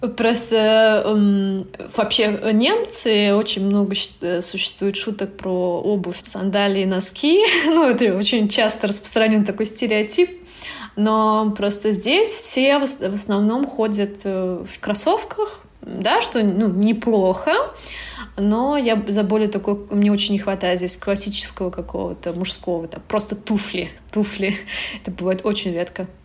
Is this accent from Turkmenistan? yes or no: yes; Turkmenistan; moved away as an adult; also born or lived in France; now in Berlin, Germany; я сама из Туркменистана, и как э, уже где-то 7 лет я живу в Европе, успела пожить во Франции, и как э, говорит мой ник, сейчас я живу в Берлине